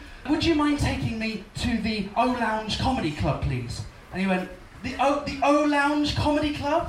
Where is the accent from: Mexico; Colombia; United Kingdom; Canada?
United Kingdom; England; accent: English; There's me trying in my English accent.